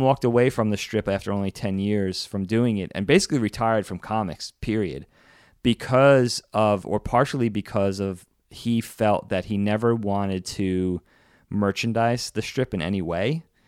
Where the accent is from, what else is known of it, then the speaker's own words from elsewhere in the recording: Long Island, New York, United States; the newspaper we got growing up on Long Island was New York's Newsday